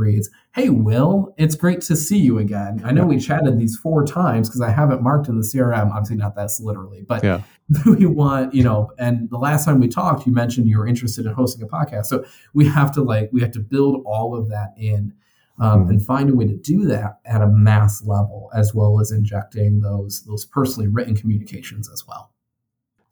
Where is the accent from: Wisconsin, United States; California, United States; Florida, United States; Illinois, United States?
Illinois, United States; Addison; growing up in Addison, Illinois, and which is in DuPage County